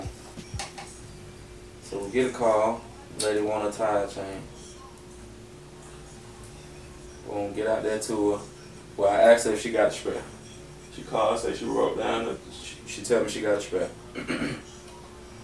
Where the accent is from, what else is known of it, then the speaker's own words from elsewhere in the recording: Atlanta, Georgia, United States; I'm from Atlanta, from the city